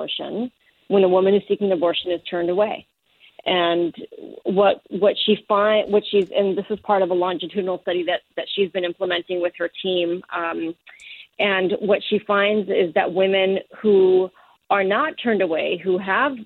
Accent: Mexico; moved away; my home country of Mexico, where I was raised

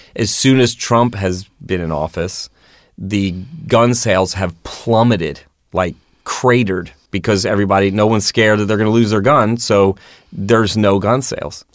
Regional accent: Baltimore, Maryland, United States; also born or lived in New York; now in Los Angeles, United States; I grew up in Baltimore

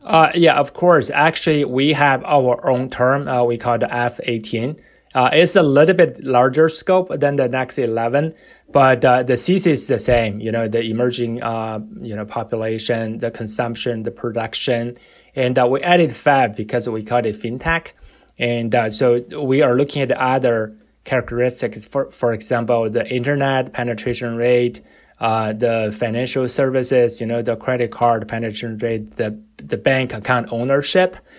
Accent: China; also born or lived in Notre Dame / New York City; now in United States; I was born and raised in China

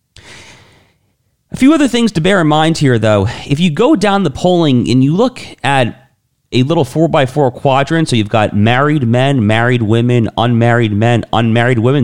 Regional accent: New York, United States; In New York State, my home state

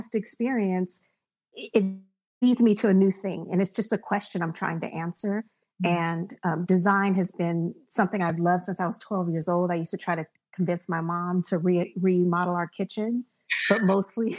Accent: Berkeley, California, United States; I'm from Berkeley

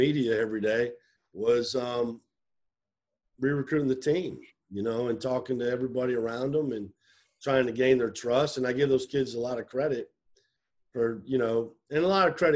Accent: Iowa, United States; moved away; You know, I'm from Iowa, but I'm kind of from the show me state.

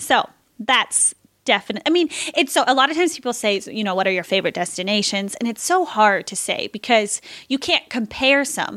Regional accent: San Diego, California, United States; also born or lived in Colorado; I'm from San Diego

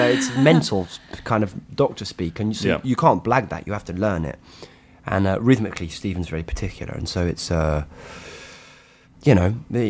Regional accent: United Kingdom; because I guess as a British person, you go, whoa, that's something that we made

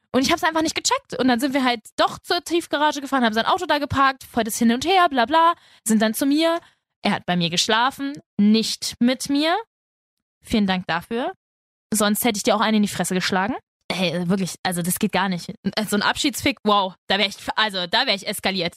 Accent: Spain; ich bin Spanierin.

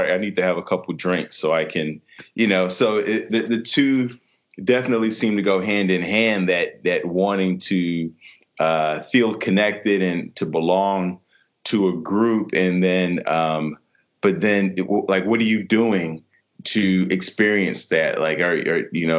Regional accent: Chicago, Illinois, United States; now in Los Angeles, United States; I'm from Chicago

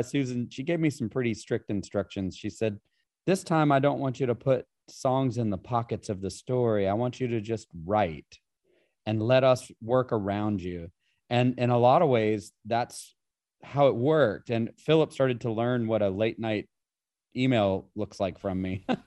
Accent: Appalachia, United States; I grew up in Appalachia

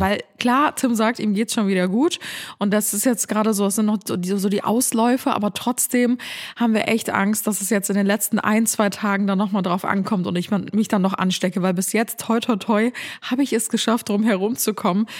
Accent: Cologne, North Rhine-Westphalia, Germany; bei uns in Köln

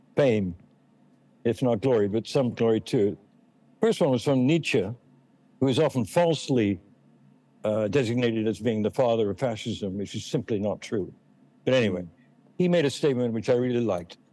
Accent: England, United Kingdom; moved away; also born or lived in Boston; I'm English

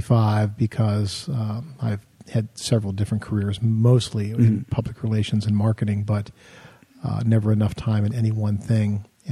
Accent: Hollidaysburg, Pennsylvania, United States; also born or lived in Altoona, Pennsylvania / Pittsburgh, Pennsylvania; I live in Hollidaysburg, Pennsylvania.

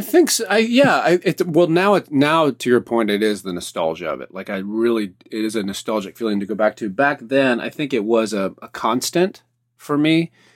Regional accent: the South, United States; being from the East Coast, the South

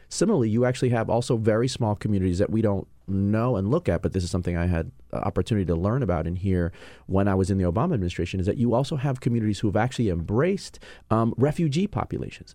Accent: New York, United States; moved away as an adult; also born or lived in California; now in Washington, D.C., United States; I'm originally born and raised in New York, but spent six months in California

